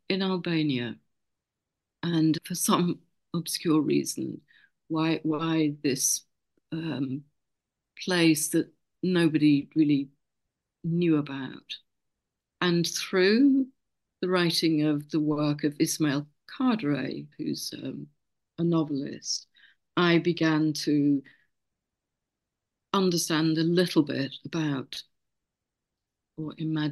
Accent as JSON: {"language": "English", "area": "Lincolnshire", "region": "East Midlands", "country": "United Kingdom", "said": "I'm actually from Lincolnshire, and Hull is the biggest city across the river"}